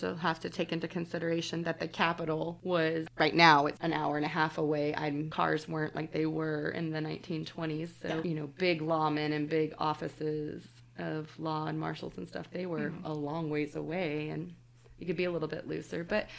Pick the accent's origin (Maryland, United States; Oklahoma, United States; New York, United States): Oklahoma, United States; Oklahoma City; now in Tulsa, United States; I grew up in the Oklahoma City area.